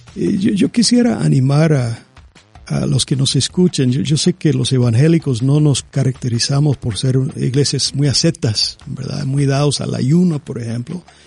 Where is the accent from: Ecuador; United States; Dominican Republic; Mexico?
United States; Yo, soy estadounidense